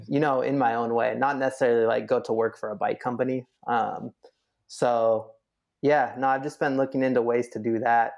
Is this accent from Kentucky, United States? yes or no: no; Sacramento, California, United States; growing up in Sacramento